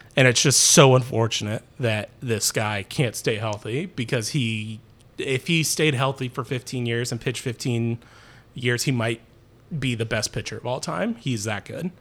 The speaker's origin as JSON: {"language": "English", "town": "Terre Haute", "region": "Indiana", "country": "United States", "said": "I'm from Terre Haute, Indiana"}